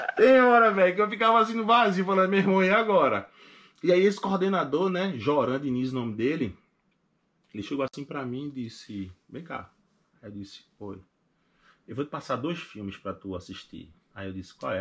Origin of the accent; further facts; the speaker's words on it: Recife, Pernambuco, Brazil; moved away as an adult; now in United States; eu sou de Recife e sou favelado.